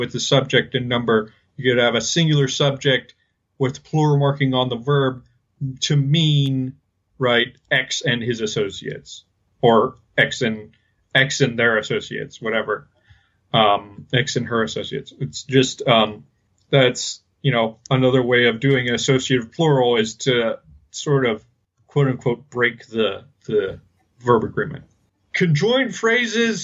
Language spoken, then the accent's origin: English; United States; accent: American English; we're both American English speakers